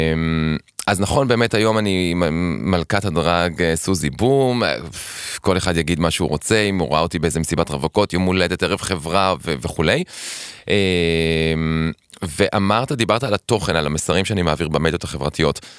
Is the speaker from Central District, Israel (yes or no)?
no; Tel Aviv, Tel Aviv District, Israel; אני גדלתי בשכונה בקריית שלום